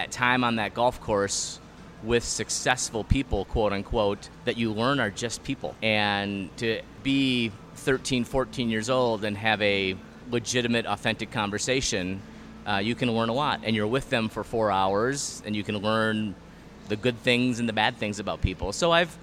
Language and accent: English; Hopkins, Minnesota, United States; Born and raised in Hopkins